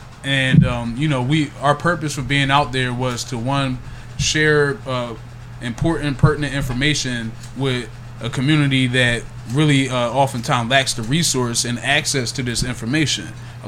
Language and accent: English; Yeadon, Pennsylvania, United States; also born or lived in Philadelphia; So I was born in South Philly.